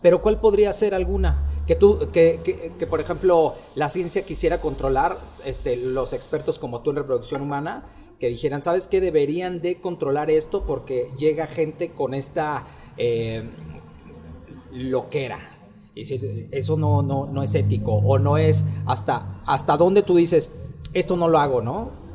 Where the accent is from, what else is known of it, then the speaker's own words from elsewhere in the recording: Mexico; venimos de México